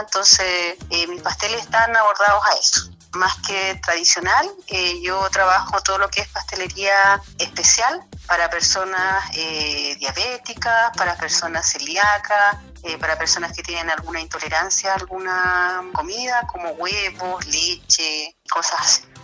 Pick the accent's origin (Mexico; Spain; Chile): Chile; Illapel, Coquimbo; yo soy de Illapel